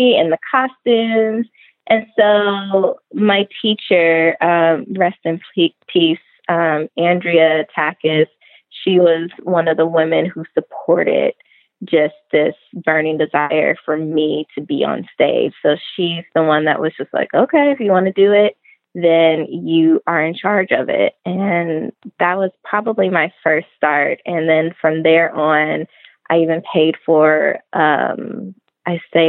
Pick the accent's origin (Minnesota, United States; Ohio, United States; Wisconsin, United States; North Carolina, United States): Ohio, United States; Trotwood; moved away as an adult; also born or lived in Toledo, Ohio; now in Los Angeles, United States; I grew up in the suburbs of Dayton, Ohio. I grew up in Trotwood.